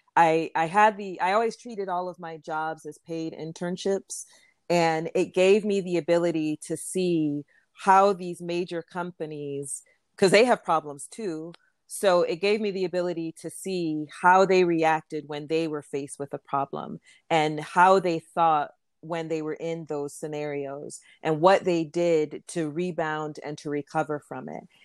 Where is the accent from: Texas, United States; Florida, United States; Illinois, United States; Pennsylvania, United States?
Florida, United States; moved away as an adult; also born or lived in New York; I grew up in Florida, and my parents are Jamaican